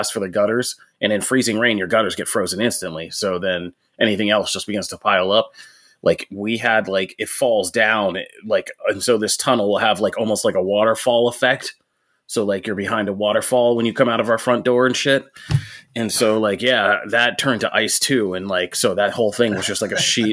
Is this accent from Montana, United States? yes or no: no; Pennsylvania, United States; I'm from Pennsylvania